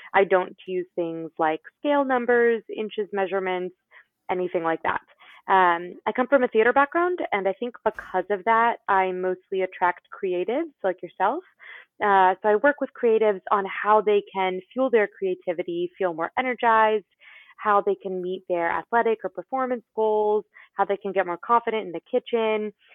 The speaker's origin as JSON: {"language": "English", "region": "Florida", "country": "United States", "tie": "born or raised there", "said": "I was born in Florida"}